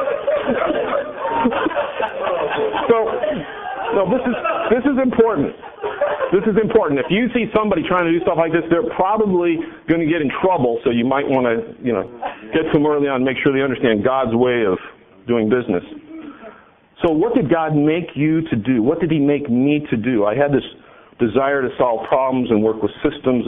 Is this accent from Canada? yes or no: no; California, United States; I come from California